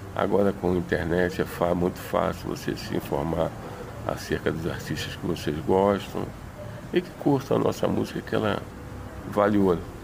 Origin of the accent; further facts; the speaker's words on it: Rio de Janeiro, Brazil; eu sou do Jacarezinho